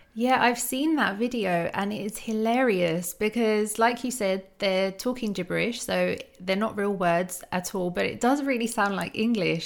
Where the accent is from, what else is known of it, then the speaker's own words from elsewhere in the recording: United States; accent: American; my American accent